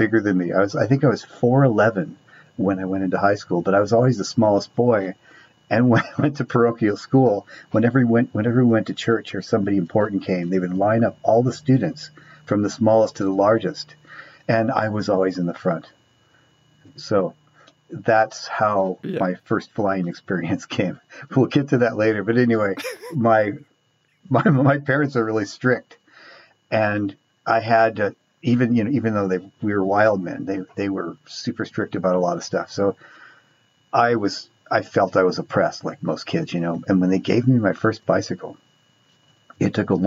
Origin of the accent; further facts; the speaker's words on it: Orange County, California, United States; So I grew up in Orange County